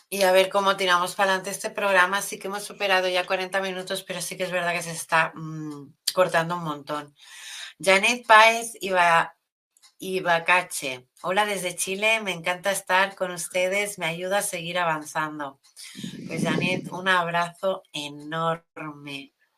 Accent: Catalonia, Spain; soy de aquí, de Cataluña

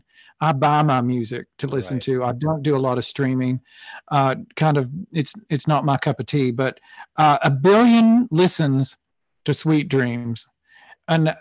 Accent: Tennessee, United States; moved away; both of us who grew up in the South, you in Florida, me in Tennessee, but neither one of us live where we grew up.

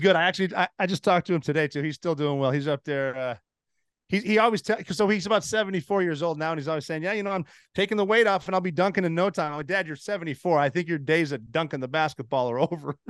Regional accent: Montana, United States; moved away as an adult; I'm from Montana

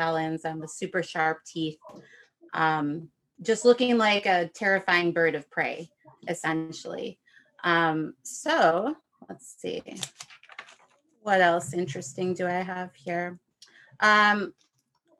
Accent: Chicago, Illinois, United States; moved away; where I grew up in the Chicagoland area.

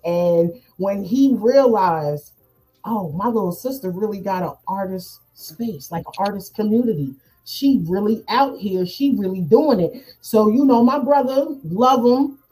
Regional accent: New Jersey, United States; accent: up north

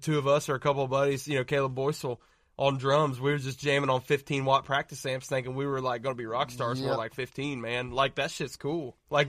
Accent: Southern Ohio, United States; We're from Southern Ohio, bro.

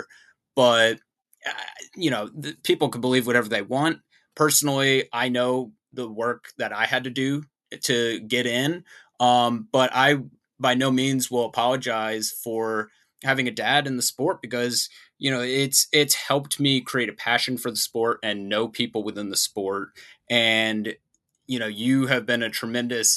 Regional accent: South Florida, United States; moved away as an adult; now in Arizona, United States; I grew up in South Florida

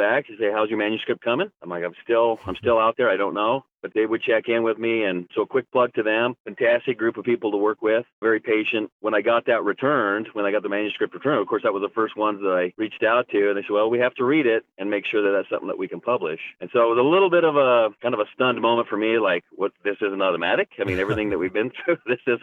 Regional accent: Idaho, United States; I was just from Idaho

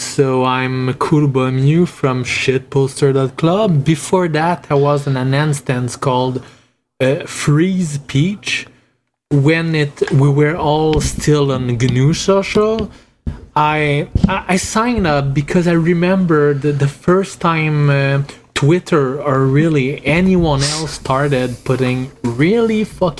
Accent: Quebec, Canada; accent: French-Canadian; I'm from Canada, Quebec.

